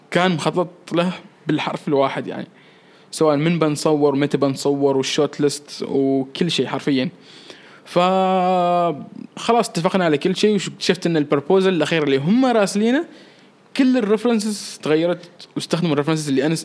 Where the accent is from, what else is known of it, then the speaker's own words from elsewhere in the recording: Oman; عندي صور احلى باللبس الكاجوال بس فضلت اني احط صوره دشداشه كوني عماني